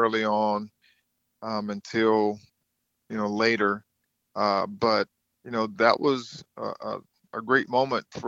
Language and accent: English; Thomasville, Georgia, United States; I grew up in Thomasville, which is about 45 minutes from Tallahassee